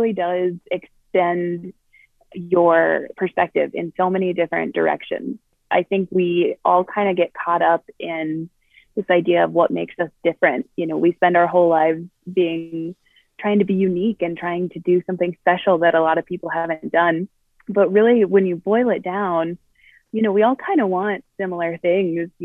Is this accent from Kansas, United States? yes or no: no; Colorado, United States; I'm from Colorado